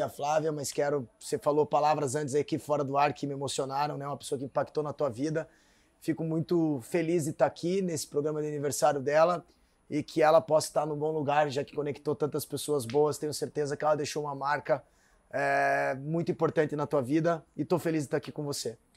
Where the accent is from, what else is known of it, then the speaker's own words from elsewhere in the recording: Curitiba, Paraná, Brazil; eu morava no Centro Cívico, ali na quase atrás do Tribunal de Contas